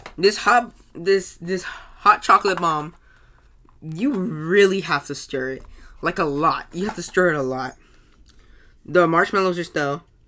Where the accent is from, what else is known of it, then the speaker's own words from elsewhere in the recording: United States; I'm American.